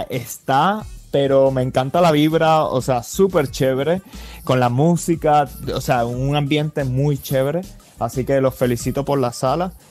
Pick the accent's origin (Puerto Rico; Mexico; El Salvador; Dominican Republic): Puerto Rico; now in Los Angeles, United States; Yo me mudé de Puerto Rico para Los Ángeles y eso pues de por sí ya crea ciertas adversidades y retos.